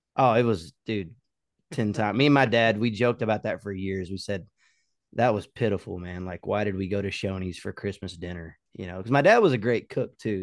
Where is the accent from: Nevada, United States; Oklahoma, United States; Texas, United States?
Oklahoma, United States; moved away as an adult; also born or lived in Colorado; now in Nashville, United States; growing up in Oklahoma